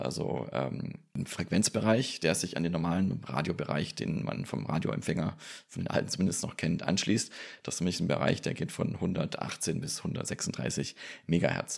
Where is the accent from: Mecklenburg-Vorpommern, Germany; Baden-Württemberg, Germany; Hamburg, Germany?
Baden-Württemberg, Germany; Stuttgart area; now in Bergstraße, Germany; meine alte Heimat, den Stuttgarter Raum